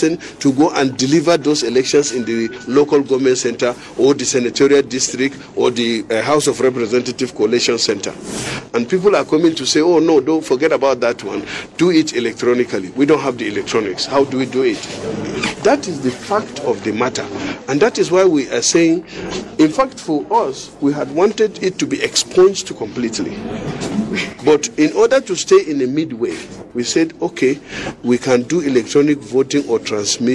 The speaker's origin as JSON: {"language": "English", "town": "Gwoza", "region": "Borno", "country": "Nigeria", "said": "I come from the Northeast. I come from Goza. In Borno South, I represent Borno South."}